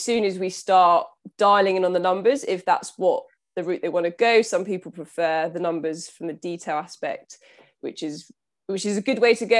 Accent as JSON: {"language": "English", "town": "Southampton", "region": "South East England", "country": "United Kingdom", "said": "I'm from Southampton, so on the south coast of the U K"}